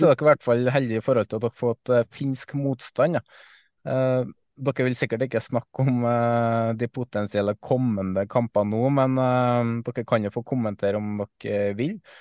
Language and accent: Norwegian; Trøndelag, Norway; som trønder